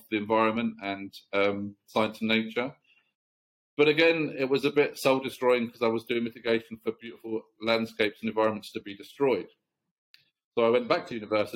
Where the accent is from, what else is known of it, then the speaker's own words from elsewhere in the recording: South Cambridgeshire, East of England, United Kingdom; moved away as an adult; now in Chennai, India; I grew up in a South Cambridgeshire village, very, very small, very quiet rural town